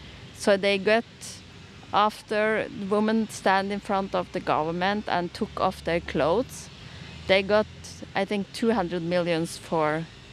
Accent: Tønsberg, Vestfold, Norway; I have a Swedish surname. I was born in Vestfold, in Tønsberg. I have four siblings and one twin sister.

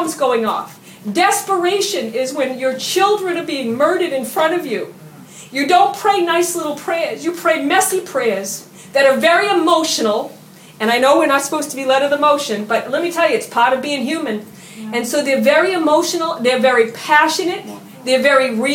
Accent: United States; I'm an American

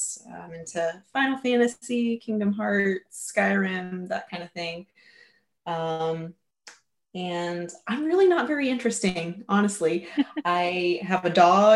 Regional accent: Huntington, West Virginia, United States; I am from Huntington, West Virginia, best darn state in the union.

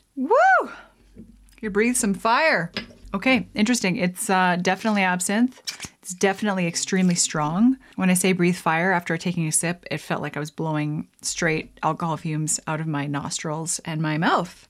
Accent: Canada; I am Canadian

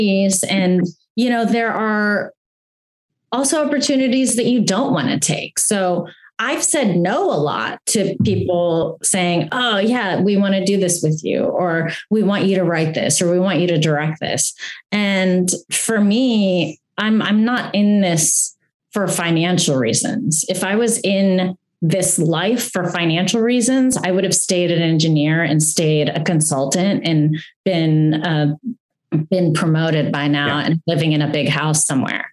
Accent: Greensburg, Pennsylvania, United States; Greensburg, which is my hometown, which I'm obsessed with. I loved growing up there.

